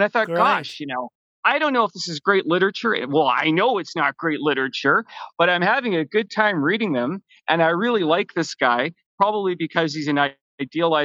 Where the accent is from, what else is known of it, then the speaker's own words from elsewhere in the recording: Vancouver, British Columbia, Canada; also born or lived in Toronto; I was born in Toronto, but mostly I've grown up in Vancouver